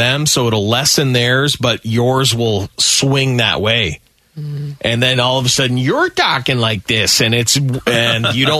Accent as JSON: {"language": "English", "country": "Canada", "said": "Being Canadian"}